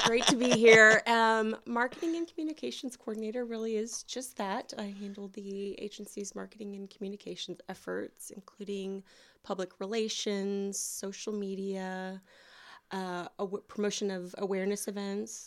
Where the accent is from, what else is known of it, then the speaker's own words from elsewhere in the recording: Houston, Texas, United States; moved away as an adult; now in Deep East Texas, United States; I'm originally from Houston, and my background is in the nonprofit world